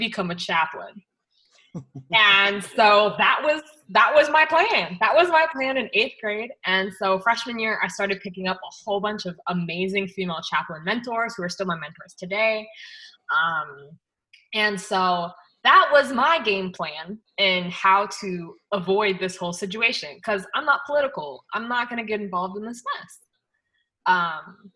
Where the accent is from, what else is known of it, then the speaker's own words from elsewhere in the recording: Loma Linda, California, United States; moved away as an adult; now in Tampa, United States; I grew up in Loma Linda